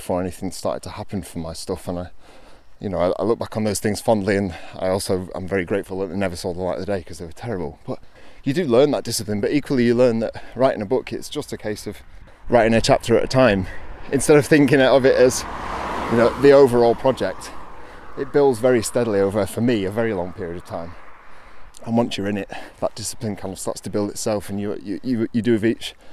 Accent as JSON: {"language": "English", "town": "Hyde", "region": "North West England", "country": "United Kingdom", "tie": "born or raised there", "also_born_or_lived": "Mottram", "lives_now": "Glossop, United Kingdom", "said": "grew up in Hyde, well, Mottram and Hyde, as a kid. So, I've kind of been around here most of my life"}